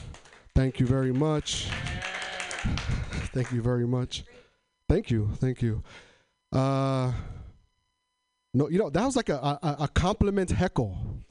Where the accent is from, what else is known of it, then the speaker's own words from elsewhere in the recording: Tri-Cities, Washington, United States; now in Portland, United States; So I'm from Eastern Washington, but I live in Portland now. I come from an area in Washington called Tri-Cities, Washington. It's got a lot of the, like, it's a large Latino community there. It's a lot of agriculture.